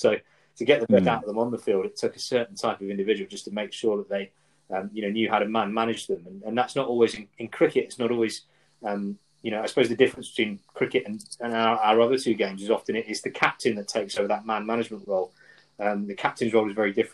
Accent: England, United Kingdom; growing up in England

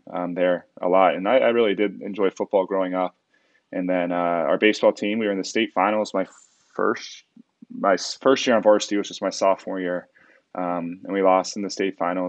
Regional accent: Cincinnati, Ohio, United States; moved away as an adult; We're from Cincinnati, Ohio. Born and raised

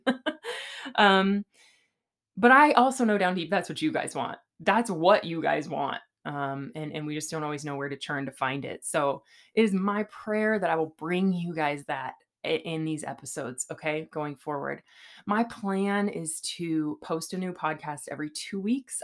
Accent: California, United States; now in Boise, United States; I'm from California

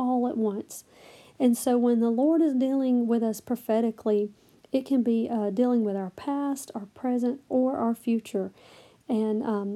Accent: the South, United States; I'm from the South

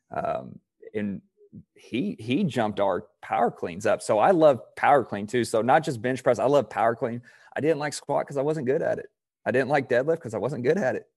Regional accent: Indiana, United States; I'm from Indiana

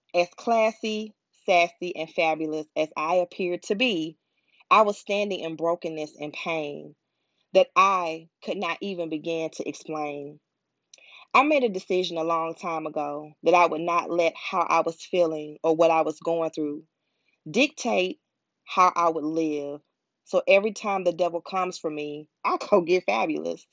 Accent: Pensacola, Florida, United States; moved away as an adult; also born or lived in Atlanta, Georgia; I was born and raised in Pensacola, Florida

